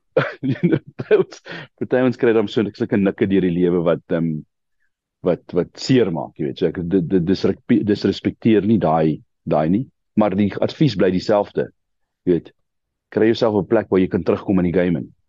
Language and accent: Afrikaans; Krugersdorp, Gauteng, South Africa; also born or lived in Kenmare; ek het my uh, lewe my hele lewe al in Gauteng. Ek is gebore in um in Kreeusdorp